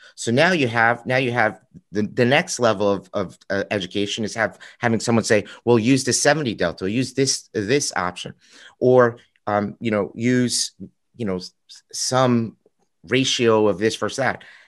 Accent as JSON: {"language": "English", "region": "New York", "country": "United States", "also_born_or_lived": "Chicago", "said": "I'm from New York"}